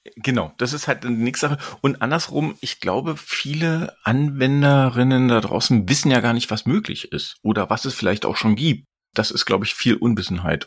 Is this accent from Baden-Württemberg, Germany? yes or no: no; Berlin, Germany; ich bin Berliner, ich bleib Berliner